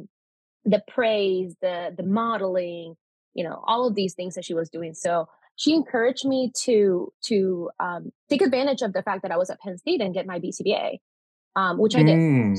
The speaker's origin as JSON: {"language": "English", "country": "Panama", "tie": "born or raised there", "also_born_or_lived": "Florida, United States / Pennsylvania, United States", "first_language": "Spanish", "second_language": "English", "moved": "as an adult", "lives_now": "United States", "said": "I am Panamanian, like I previously mentioned, because I was born in Panama. Spanish is my first language"}